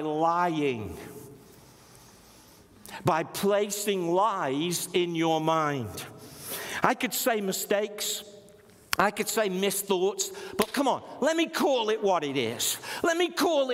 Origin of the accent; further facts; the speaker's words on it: Stoke-on-Trent, West Midlands, United Kingdom; I was from Stoke-on-Trent.